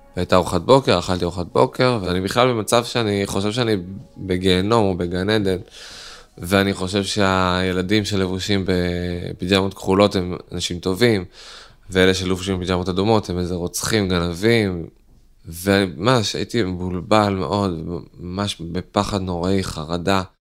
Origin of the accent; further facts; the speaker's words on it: Netanya, Central District, Israel; אני מנתניה